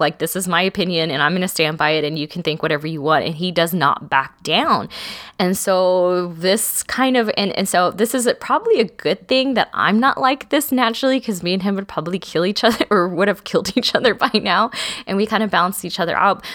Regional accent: South Texas, United States; I'm from South Texas

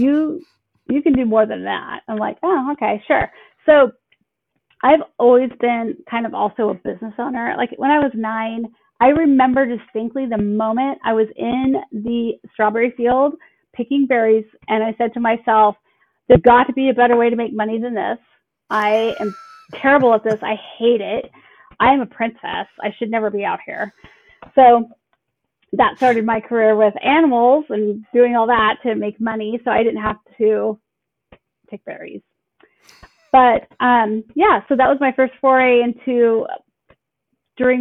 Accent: Banks, Oregon, United States; I am a native Oregonian. I live in the same place that I grew up in Banks, Oregon.

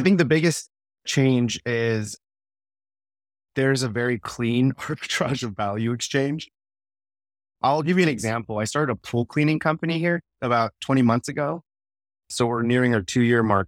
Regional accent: Bay Area, San Francisco area, California, United States; moved away as an adult; now in Texas, United States; Silicon Valley native, born and raised in the Bay Area, San Francisco area, and uh, lived there my entire life

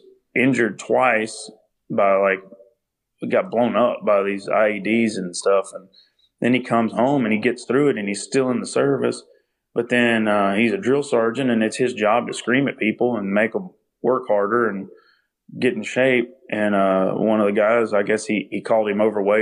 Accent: Minden, Louisiana, United States; also born or lived in Heflin, Louisiana; grew up in Louisiana. I was born there in North Louisiana

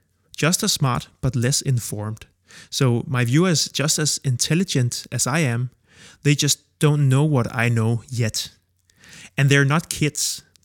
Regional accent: Copenhagen, Capital Region of Denmark, Denmark; I'm 32 from Copenhagen, Denmark, and I make a living from explaining.

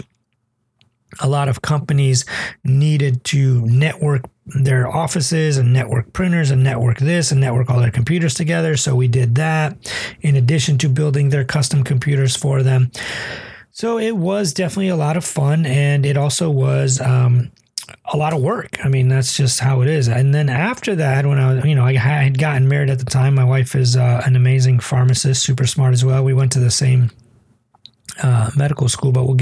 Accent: Toledo, Ohio, United States; first language English; I grew up in Toledo, Ohio

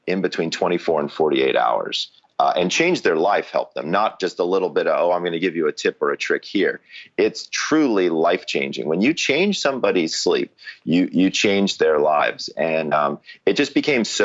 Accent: Atlanta, Georgia, United States; I'm originally from Atlanta

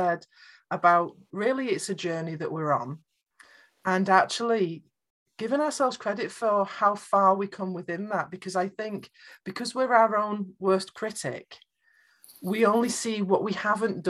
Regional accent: United Kingdom; I'm British

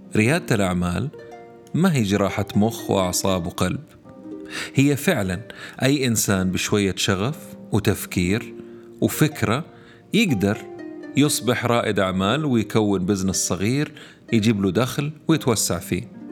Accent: Saudi Arabia; عندنا هنا في السعودية

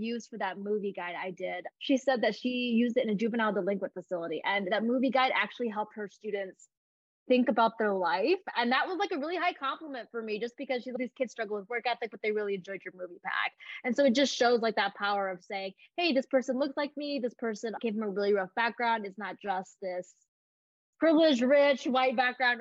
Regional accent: Indiana, United States; moved away as an adult; also born or lived in China; now in California, United States; Back in Indiana is very rural. It's very homogenous and white

